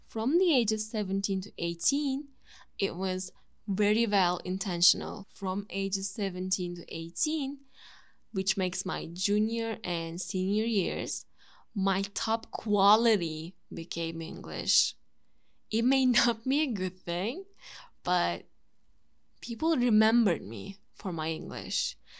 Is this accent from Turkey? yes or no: yes; Turkey; first language Turkish; English is a second language; My native language is Turkish